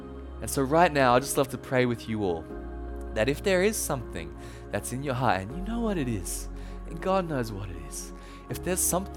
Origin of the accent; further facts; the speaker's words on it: Australia; accent: Australian; also born or lived in Thailand; when I was born in Thailand, and when I was 2 years old, my parents and I moved back to Australia, as you can tell from the accent